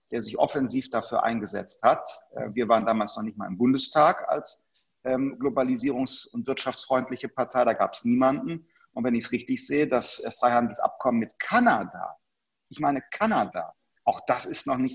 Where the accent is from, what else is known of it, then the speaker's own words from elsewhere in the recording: Germany; wir als Deutsche waren die Ersten, die trotz der Bilder aus Bergamo gesagt haben, Schutzmaterialien exportieren wir selbst an europäische Partner nicht.